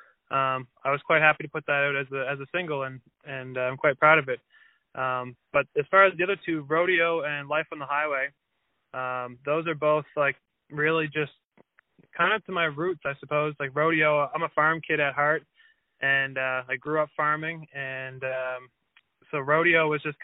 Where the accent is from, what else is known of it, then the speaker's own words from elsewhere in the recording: Wolfville, Nova Scotia, Canada; also born or lived in Halifax, Nova Scotia; So I'm from Halifax, Nova Scotia. And really from Wolfville, Nova Scotia.